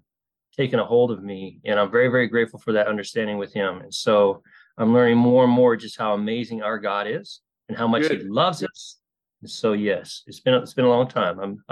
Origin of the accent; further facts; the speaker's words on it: Tucumcari, New Mexico, United States; I got saved back in an old Baptist church in a small town. I'm from Tucumcari, New Mexico.